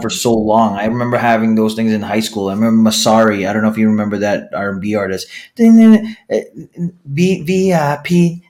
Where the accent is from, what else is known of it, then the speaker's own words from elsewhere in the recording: Philippines; I'm the Filipino podcasting machine